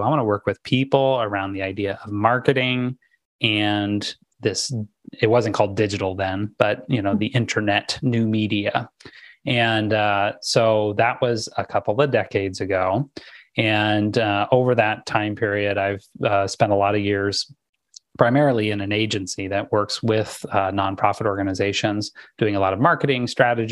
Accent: Southern California, United States; I grew up in Southern California

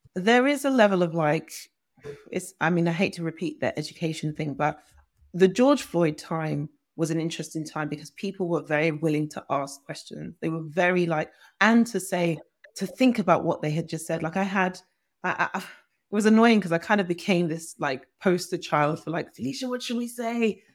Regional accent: Nigeria; I'm Nigerian

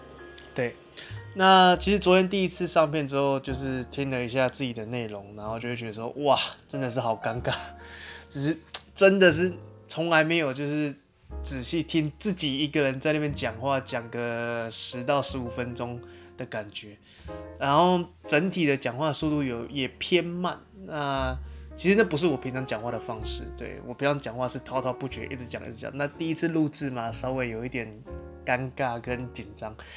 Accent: Taichung, Taiwan; moved away as an adult; also born or lived in Kaohsiung; 所以理所当然我在台中。出生的，那一直到我十九岁之前，呃，就是上大学之前，我都是留在台中的，所以就是算算是一个孕育我长大的一个地方这样子。

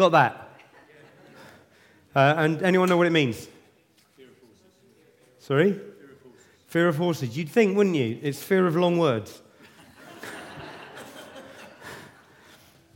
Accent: Luton, East of England, United Kingdom; now in Southampton, United Kingdom; Originally, I come from Luton

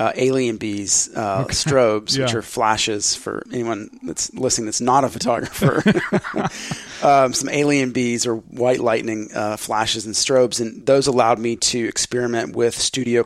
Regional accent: Dallas, Texas, United States; I grew up in Dallas, Texas

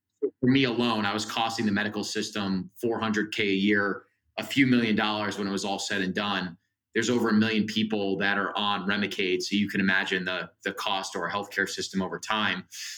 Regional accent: Northeast, United States; I have amazing parents. I'm from the Northeast, great family.

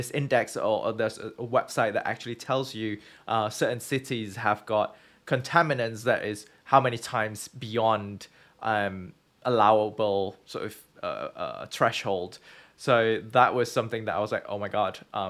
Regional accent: Malaysia; moved away as an adult; also born or lived in United Kingdom; growing up in Southeast Asia, in Malaysia

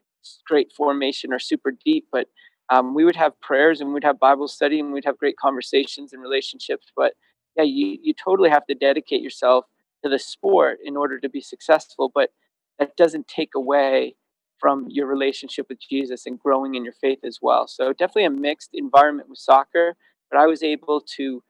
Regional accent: Massachusetts, United States; I always dreamed about being a pro athlete growing up in Massachusetts

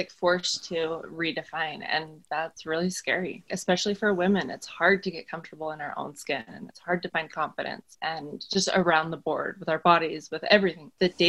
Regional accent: Utah, United States; I grew up in Utah in a family of 5 children and the second oldest.

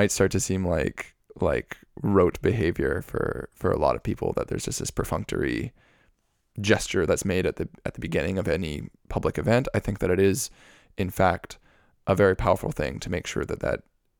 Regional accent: Vancouver, British Columbia, Canada; I was born here and grew up here where we are recording.

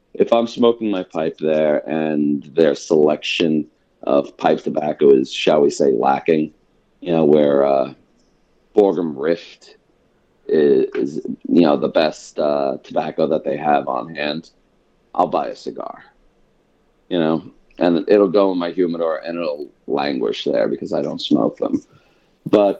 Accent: New York City, New York, United States; also born or lived in Long Island, New York; I grew up in New York, in New York City, and then out on Long Island.

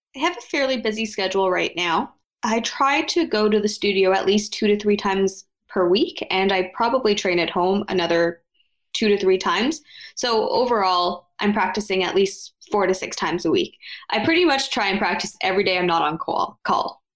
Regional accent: outside of Toronto, Ontario, Canada; also born or lived in Ottawa; I was raised outside of Toronto

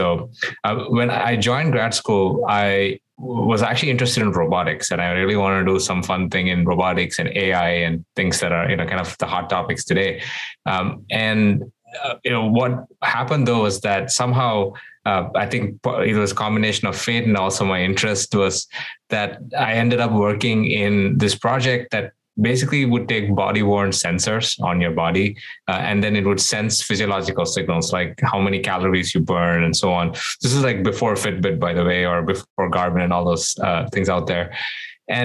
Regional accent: Doha, Qatar; also born or lived in India; I was born in India. And when I was very young, my parents moved me and my sister to the Middle East, where we grew up in this place called Doha, Qatar.

